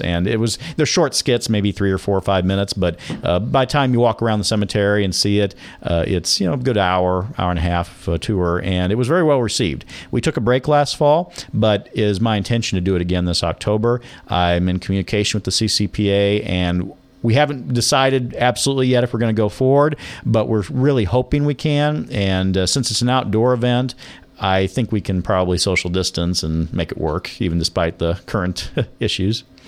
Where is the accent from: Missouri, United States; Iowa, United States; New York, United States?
Missouri, United States; Laclede; moved away as an adult; also born or lived in Jefferson City, Missouri; now in Nevada, Missouri, United States; where I grew up in North Missouri, the little town of Laclede